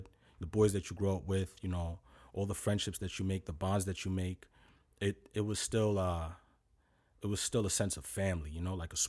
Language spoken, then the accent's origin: English; New York City, New York, United States; I was born in Brooklyn.